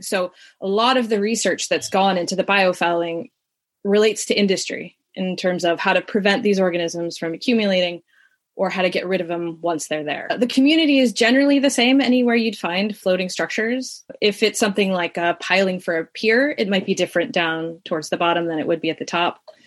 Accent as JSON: {"language": "English", "region": "Southern California", "country": "United States", "tie": "born or raised there", "said": "I grew up in Southern California in the suburbs"}